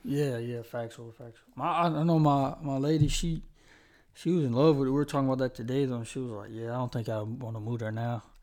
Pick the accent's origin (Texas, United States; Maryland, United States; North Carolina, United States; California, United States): North Carolina, United States; Charlotte; originally I'm from Charlotte